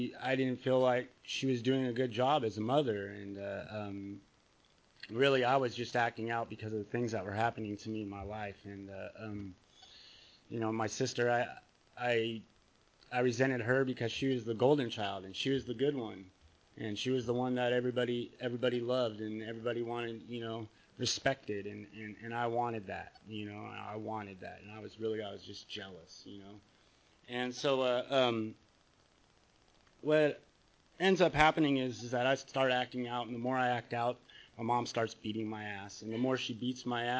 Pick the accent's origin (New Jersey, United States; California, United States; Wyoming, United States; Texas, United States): California, United States; Bay Area; also born or lived in Santa Cruz, California; now in San Clemente, United States; I grew up in the Bay Area